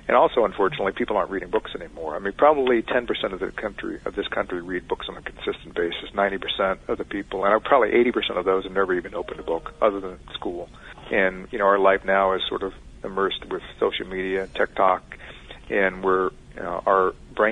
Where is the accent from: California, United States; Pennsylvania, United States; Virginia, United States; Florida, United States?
Virginia, United States; Richmond; I grew up in Richmond, Virginia